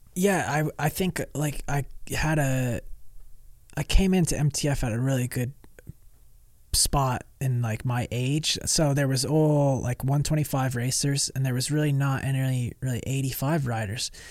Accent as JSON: {"language": "English", "region": "New York", "country": "United States", "tie": "born or raised there", "also_born_or_lived": "Georgia", "moved": "yes", "said": "when I was a kid, um, like growing up in New York"}